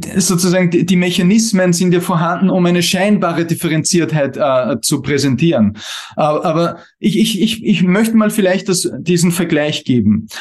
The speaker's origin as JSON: {"language": "German", "country": "Austria", "said": "bei uns in Österreich"}